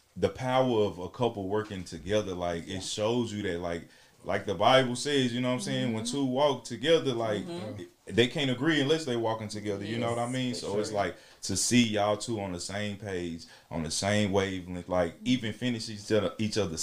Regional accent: Alabama, United States; now in Dallas, United States; I'm from Alabama, a little small town, probably like Jackson, right

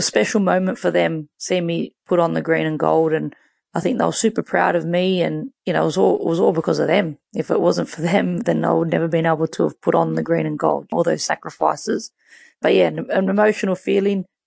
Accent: Sydney, New South Wales, Australia; I grew up in Western Sydney

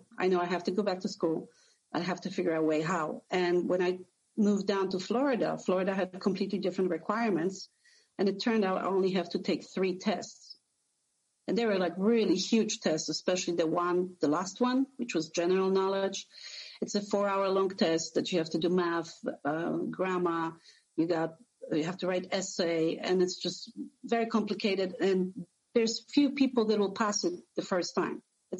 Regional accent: Poland; also born or lived in New Jersey; now in Sarasota, United States; I came to States from Poland almost 20 years ago, and I lived a little bit in New Jersey for about 5 years

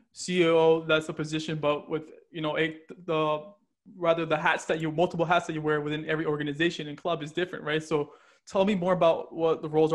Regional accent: New Jersey, United States; I'm from New Jersey, right? So we're heavily populated over here, you know, tri-state area.

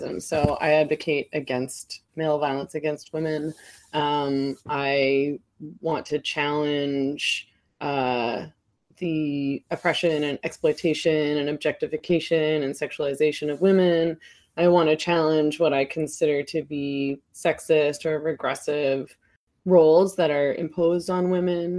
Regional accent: Vancouver, British Columbia, Canada; I live in Vancouver. I was born in Vancouver. I've lived here my whole life.

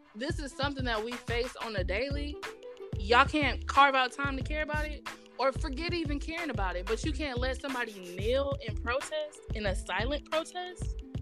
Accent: Houston, Texas, United States; moved away as an adult; also born or lived in Austin, Texas; now in New Jersey, United States; growing up in Texas

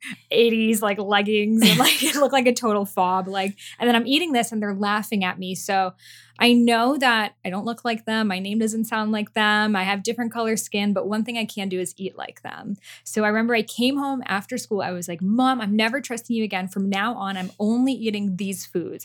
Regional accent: Boston, Massachusetts, United States; English is a second language; I grew up in Boston

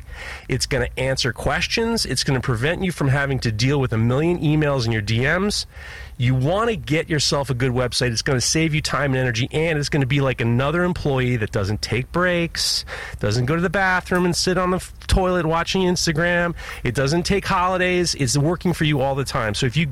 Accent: New York City, New York, United States; I grew up in Manhattan.

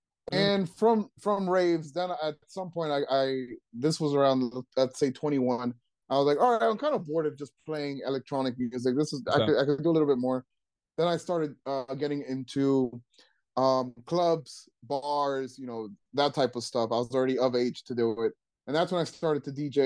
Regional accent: Trenton, New Jersey, United States; I grew up in Trenton.

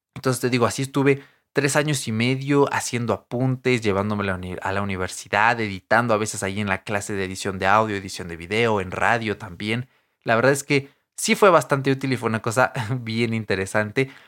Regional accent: a town near Querétaro, State of Mexico, Mexico; now in Atizapán, Mexico; yo cuando era niño no vivía aquí en Antizapán, ¿vale? Yo vivía en un pueblo, eh, cerca de Querétaro, ahí casi en la frontera, pero que aún es parte del Estado de México

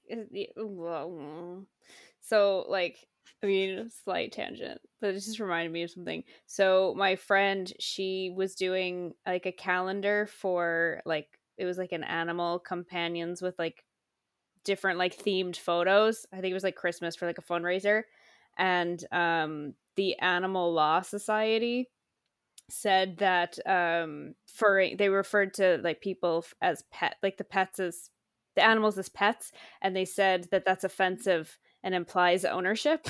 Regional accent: Washington, United States; that's my home state.

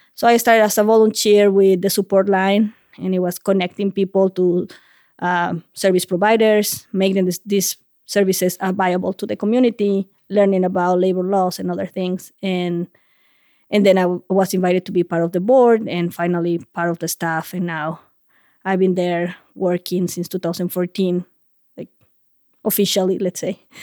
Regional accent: La Paz, Bolivia; first language Spanish; English is a second language; moved away as an adult; also born or lived in Columbus, Ohio; now in Vermont, United States; I'm originally from La Paz, Bolivia

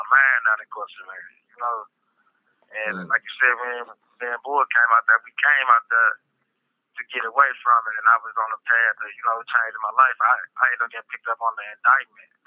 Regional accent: St. Louis, Missouri, United States; Out of St. Louis, Missouri

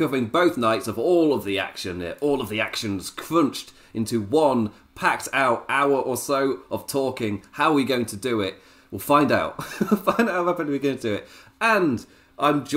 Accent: England, United Kingdom; as an English person

